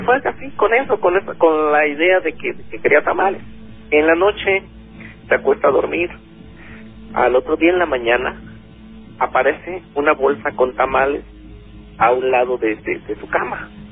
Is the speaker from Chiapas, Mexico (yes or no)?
yes; Chiapas, Mexico; Yo soy originario de Chiapas